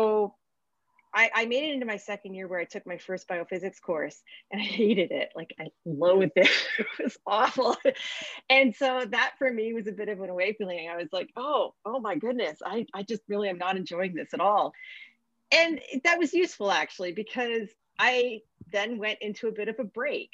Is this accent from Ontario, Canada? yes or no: yes; Milton, Ontario, Canada; So I'm from Southern Ontario. I grew up in Milton